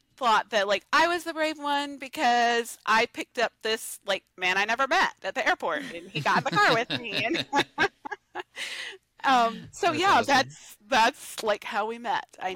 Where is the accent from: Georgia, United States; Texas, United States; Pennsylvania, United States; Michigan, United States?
Georgia, United States; I'm from Georgia